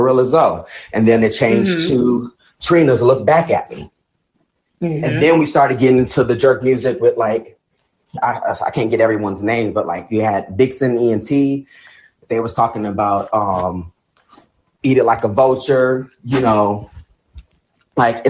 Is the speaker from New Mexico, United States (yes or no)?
no; California, United States; I'm from Cali